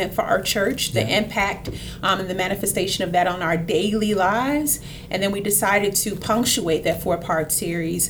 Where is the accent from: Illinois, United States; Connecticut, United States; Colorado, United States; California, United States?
Illinois, United States; Chicago; moved away; I'm originally from Chicago, from the west side of Chicago, the best side of Chicago